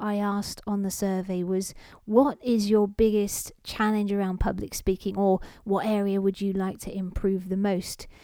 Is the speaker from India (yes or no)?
no; London, United Kingdom; I was born in London, not Russia